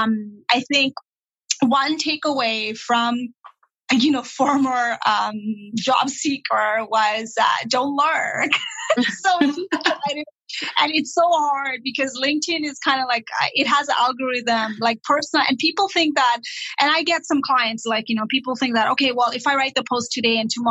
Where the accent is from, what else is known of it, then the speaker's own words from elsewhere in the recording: Nepal; English is a second language; also born or lived in Toronto, Canada; now in Sudbury, Canada; I was not born in Canada. I was born and raised in Nepal, and I had issues, ESL issues all the time.